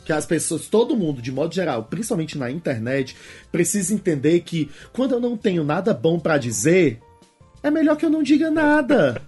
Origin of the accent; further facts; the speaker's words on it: Fortaleza, Ceará, Brazil; também eu venho de Fortaleza. Em Fortaleza, Ceará